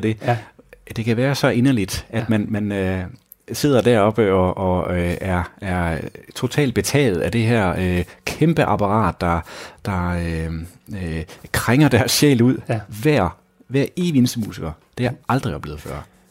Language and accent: Danish; Grenå, Central Denmark Region, Denmark; moved away; Oprindeligt er jeg fra Grenå